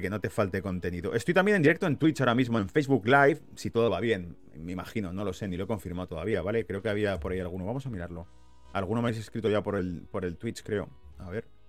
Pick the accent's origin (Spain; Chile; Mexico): Spain; now in United Kingdom; como español viviendo en la pérfida Albion